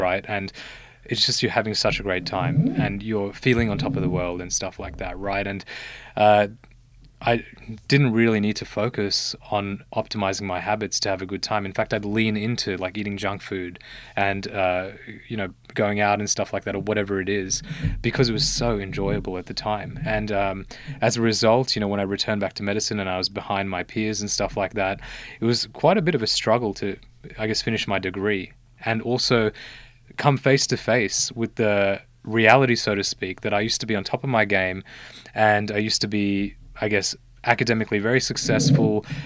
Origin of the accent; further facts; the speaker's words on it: Australia; also born or lived in Sri Lanka; I was born in Sri Lanka, uh, but I came to Australia when I was one year old.